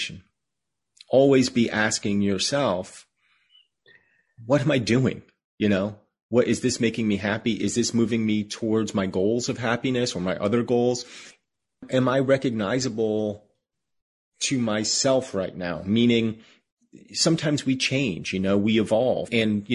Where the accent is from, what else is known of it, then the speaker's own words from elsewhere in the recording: United States; as an American Jew, we live in a country that has more or less welcomed us